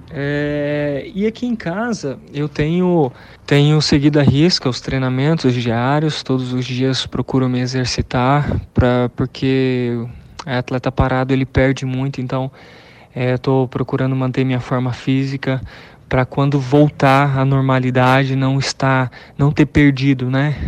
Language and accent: Portuguese; Campo Grande, Mato Grosso do Sul, Brazil; moved away as an adult; also born or lived in Pernambuco; eu sou natural de Campo Grande, né? Resido aqui em Campo Grande, Mato Grosso do Sul